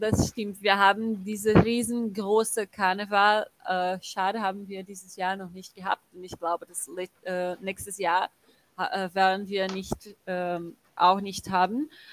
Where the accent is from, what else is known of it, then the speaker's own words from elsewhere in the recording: Brazil; German is a second language; als Brasilianer